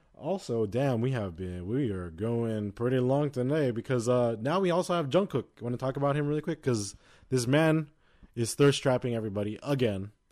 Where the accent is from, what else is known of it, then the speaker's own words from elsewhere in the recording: United States; we're American.